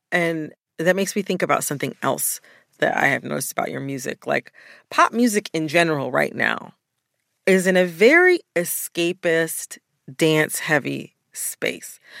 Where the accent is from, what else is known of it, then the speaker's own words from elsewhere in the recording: United States; As an American